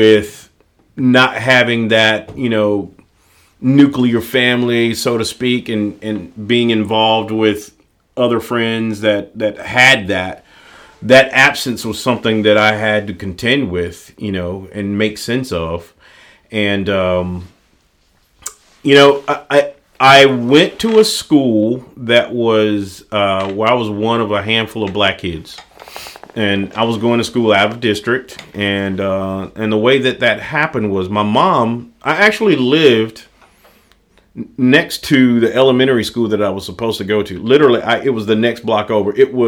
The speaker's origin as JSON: {"language": "English", "town": "Greenwood", "region": "Mississippi", "country": "United States", "tie": "born or raised there", "said": "I grew up in Greenwood, Mississippi."}